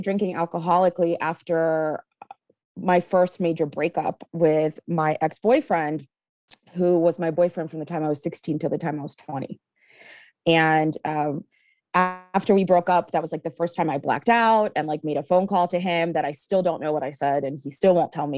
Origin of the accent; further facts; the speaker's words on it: Kyiv, Ukraine; now in Philadelphia, United States; I was actually born in Kiev, Ukraine, and immigrated here. It'll be 28 years in about 10 days.